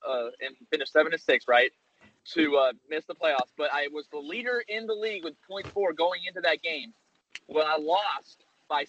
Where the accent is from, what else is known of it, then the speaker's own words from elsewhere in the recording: the South, United States; I'm from the South